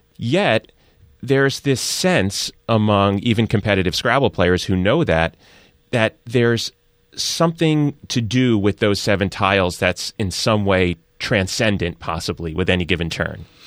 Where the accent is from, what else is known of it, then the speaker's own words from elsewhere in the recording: New York area, United States; sports talk shout fests that I grew up on in the New York area as a Yankees fan